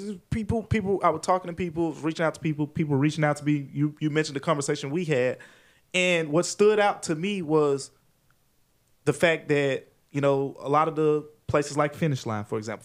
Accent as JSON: {"language": "English", "town": "Memphis", "region": "Tennessee", "country": "United States", "tie": "born or raised there", "said": "I'm born and raised in Memphis"}